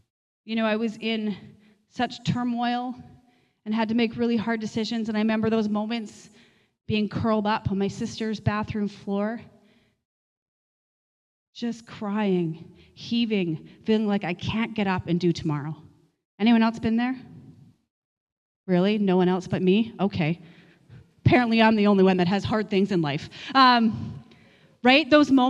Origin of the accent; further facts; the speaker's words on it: Manitoba, Canada; moved away as an adult; Many of you know our journey, where we came from Manitoba, really feeling like the Lord called us here, and bought a coffee shop